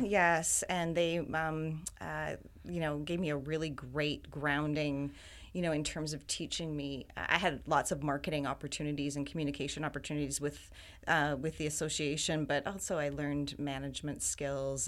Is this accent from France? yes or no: no; Wiarton, Ontario, Canada; moved away as an adult; also born or lived in Waterloo, Ontario / Toronto, Ontario; now in Vancouver, Canada; I was actually born in Wyerton, Ontario